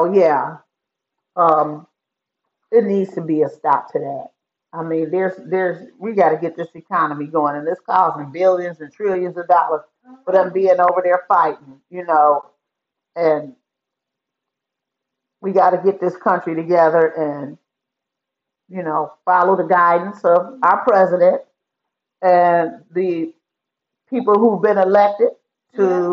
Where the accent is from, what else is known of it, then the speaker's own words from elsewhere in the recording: United States; we as American, as American citizens